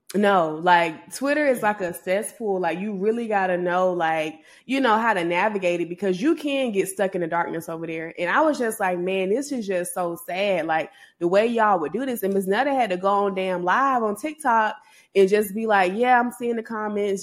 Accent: Georgia, United States; I'm from Georgia

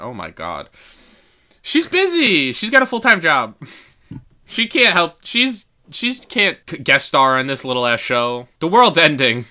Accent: Yonkers, New York, United States; at our favorite hot dog truck in my hometown, Yon, in Yonkers

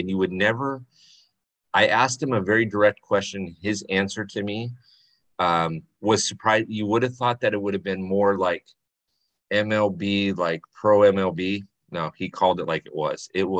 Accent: LA area, California, United States; born or raised there

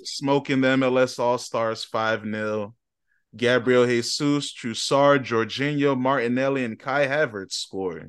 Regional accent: Ghana; I'm a Ghanaian

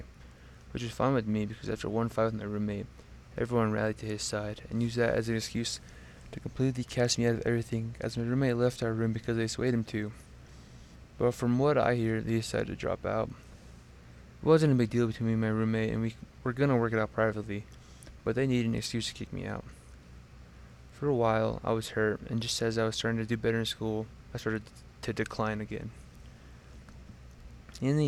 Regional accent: Montana, United States; now in Laramie, United States; I was born in Montana

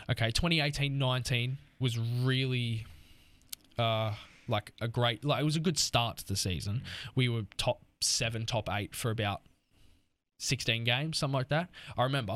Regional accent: Australia; as an Australian

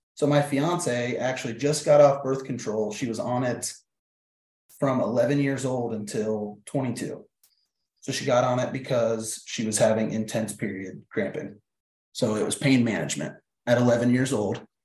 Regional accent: Iowa, United States; I'm born and raised in Iowa.

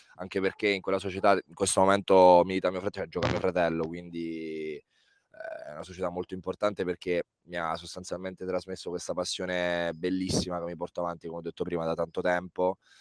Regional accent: Lanciano, Abruzzo, Italy; Ho iniziato a giocare all'età di quattro barra cinque anni a, a Lanciano, nella mia città, nella città dove sono nato, in Abruzzo, in provincia di Chieti

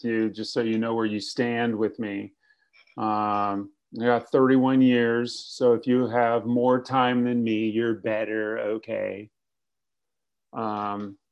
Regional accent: Fresno, California, United States; moved away as an adult; now in Los Angeles, United States; I got sober in Fresno

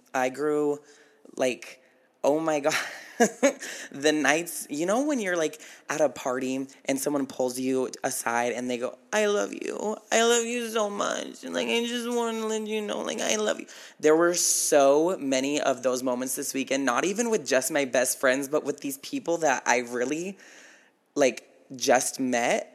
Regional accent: Battle Mountain, Nevada, United States; moved away; my hometown

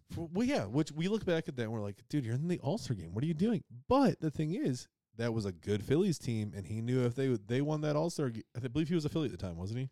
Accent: Western New York, United States; grew up in Western New York, huge hockey area

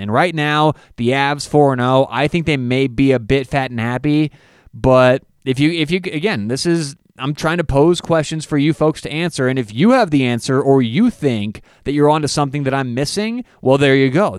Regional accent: Denver, Colorado, United States; I'm from Denver

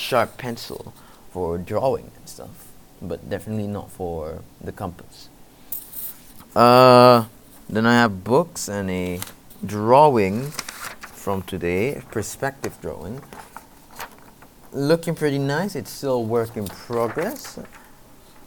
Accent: Malaysia; it's obviously necessary in Malaysia to learn it because I am a Malaysian

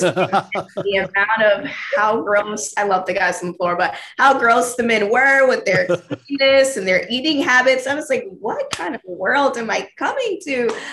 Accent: the South, United States; I'm from the South

